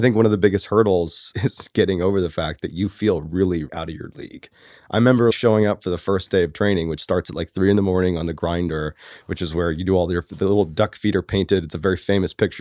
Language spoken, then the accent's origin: English; Boston, Massachusetts, United States; I grew up in Boston